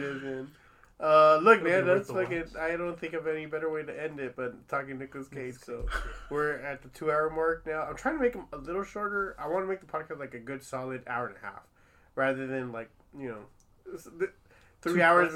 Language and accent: English; Long Beach, California, United States; I'm from Long Beach too